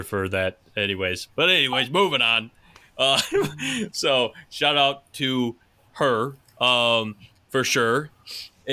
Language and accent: English; United States; accent: Pittsburghian, Midwestern, Canadian, Buffalonian; you only live a few hours from Pittsburgh and Midwestern, Canadian, Buffalonian type. Pittsburgh, yeah, it's all in my accent and my phrasing